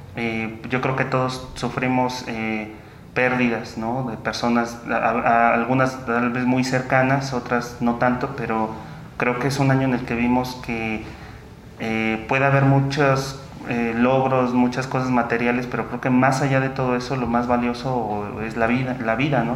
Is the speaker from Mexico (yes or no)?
yes; Teoloyucan, State of Mexico, Mexico; moved away; aquí de mi pueblo